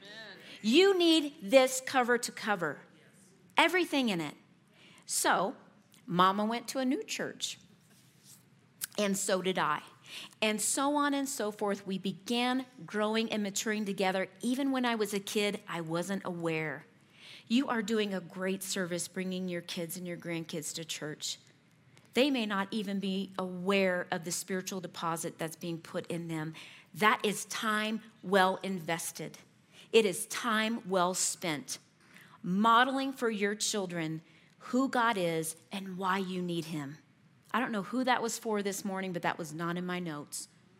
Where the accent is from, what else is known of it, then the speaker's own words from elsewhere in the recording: the South, United States; born there; So thank goodness I was born in the South, because my mom has a strong will, and so do I.